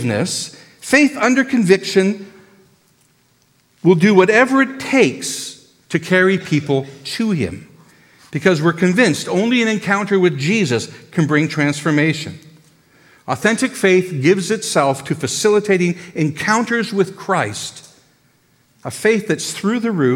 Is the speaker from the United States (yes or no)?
no; Canada; we're so Canadian